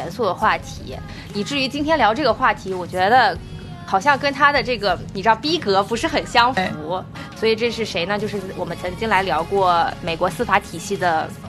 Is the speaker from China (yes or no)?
yes; Northeast China, China; 对啊，是咱们东北人谦虚的吗？